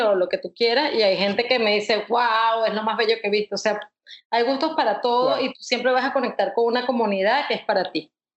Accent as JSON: {"language": "Spanish", "town": "Caracas", "region": "Capital District", "country": "Venezuela", "moved": "yes", "lives_now": "United States", "said": "caraqueña ilustradora, me gradué en, en el Instituto de Diseño de Caracas"}